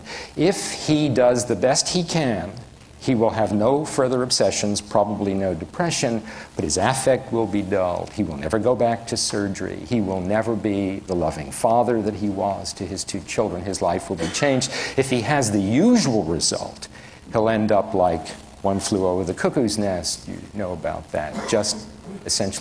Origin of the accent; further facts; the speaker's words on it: New York City, New York, United States; moved away; I'm from the Bronx